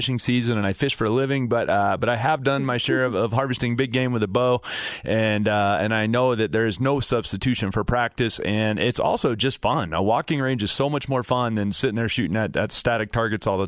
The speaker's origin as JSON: {"language": "English", "town": "Fort Collins", "region": "Colorado", "country": "United States", "said": "up north in Fort Collins where I'm from"}